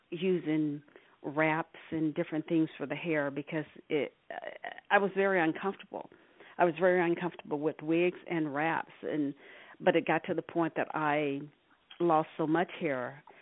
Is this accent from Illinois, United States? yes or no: no; Arkansas, United States; now in California, United States; I've been living in California uh, for the past 40 plus years. I'm originally from Arkansas.